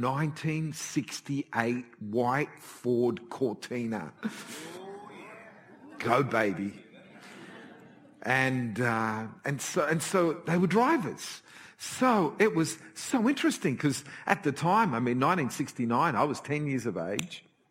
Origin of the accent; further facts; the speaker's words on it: Australia; I was born in Australia from parents that migrated from Italy to Australia.